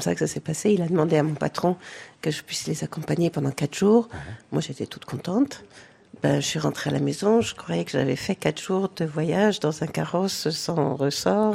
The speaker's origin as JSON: {"language": "French", "country": "France", "tie": "born or raised there", "also_born_or_lived": "United States / Hamburg", "moved": "as an adult"}